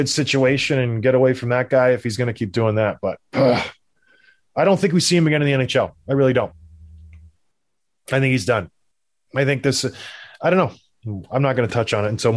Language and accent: English; Canada; I'm from Canada